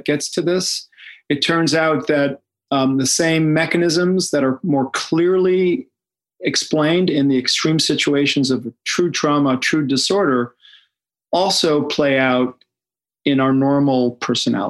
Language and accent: English; Israel; moved away; I grew up in Israel.